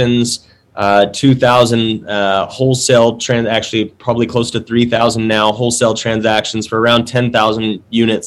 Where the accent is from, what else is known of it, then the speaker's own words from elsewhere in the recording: Dallas, Texas, United States; I was born and raised in Dallas